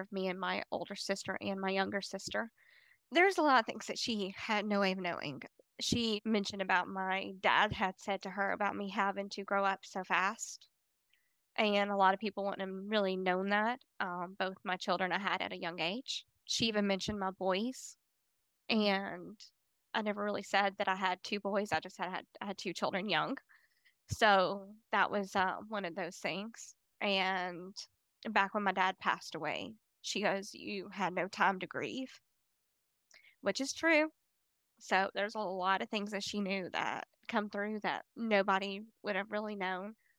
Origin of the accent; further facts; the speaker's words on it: Decatur, Alabama, United States; also born or lived in Huntsville, Alabama; I'm from Decatur, Alabama